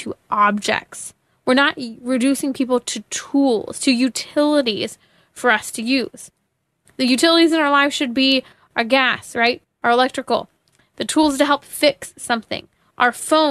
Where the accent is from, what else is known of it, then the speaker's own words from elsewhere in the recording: California, United States; my home state, California